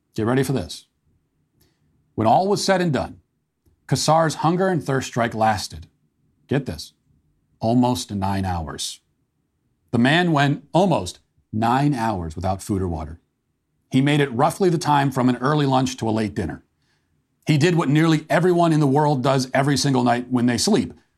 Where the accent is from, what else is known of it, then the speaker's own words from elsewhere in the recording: United States; as an American